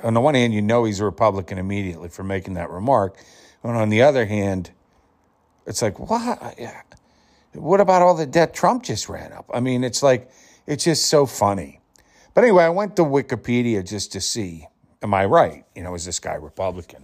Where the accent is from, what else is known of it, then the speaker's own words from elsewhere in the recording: Pittsburgh, Pennsylvania, United States; I was born in the Pittsburgh area, right where Carnegie Mellon was. And I was well regarded and renowned through high school and my younger years for my performing and acting